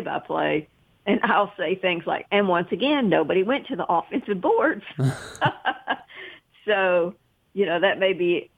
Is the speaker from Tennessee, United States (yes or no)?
yes; Chattanooga, Tennessee, United States; also born or lived in Cleveland, Tennessee; I grew up in Chattanooga